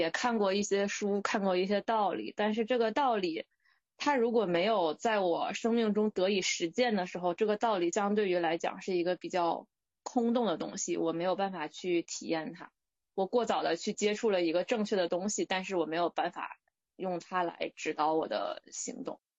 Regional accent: northern China, China; 我们当时同宿舍里只有我是一个北方人，然后其他三个人都是广州本地人。

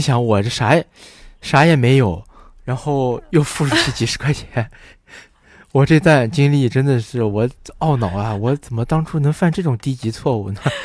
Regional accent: Wuhan, Hubei, China; 我们武汉人火锅都是在路上吃的

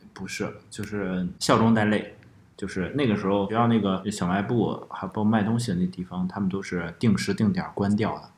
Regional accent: Henan, China; 我们家乡那边儿的刀削面确实是不一样

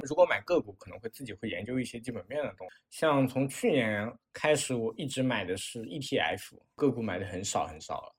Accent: Wenzhou, Zhejiang, China; moved away as an adult; also born or lived in Shanghai; 之前在上海工作，现在回归到了温州，也就是我的老家，然后在一家第三方机构工作

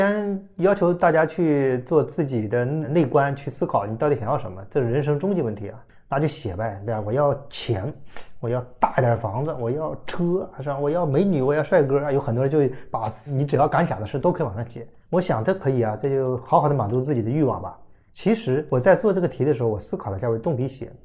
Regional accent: Lesser Khingan forest, Heilongjiang, China; now in Shanghai, China; 我小时候我爸爸是地主成分不好，他带着我妈妈呢就跑到了这个东北的小兴安岭的森林里居住，我家是第一户人家，第二户人家是猎人

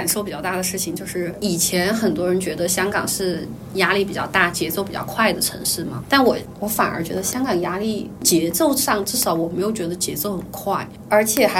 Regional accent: China; 卖水果的那个阿姐也知道我是内地人

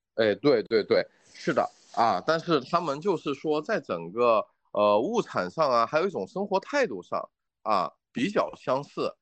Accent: China; also born or lived in Australia; 我们中国人吃番茄也就几百年的时间

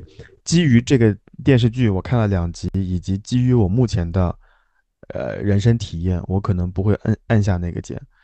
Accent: Jiangsu-Zhejiang-Shanghai area, China; 在包邮区有，有像你那样的，就是快乐的童年，也有像我这样的处于，呃，折磨的童年

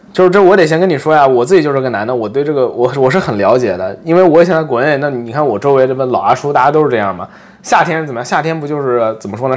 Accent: Nantong, Jiangsu, China; now in Japan; 作为一个难通人

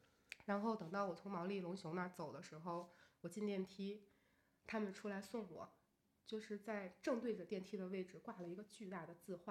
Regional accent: Beijing, China; 我说我是从北京来的。

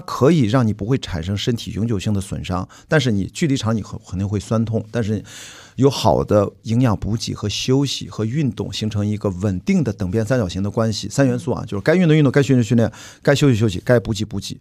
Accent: Qingdao, Shandong, China; 我的家乡青岛冠名了其中一所船，所以我作为青岛号的环球媒体船员

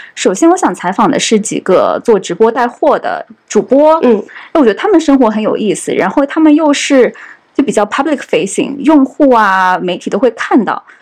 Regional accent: China; 我作为一个中国人，我平常就是 呃，就，就是消费者之一

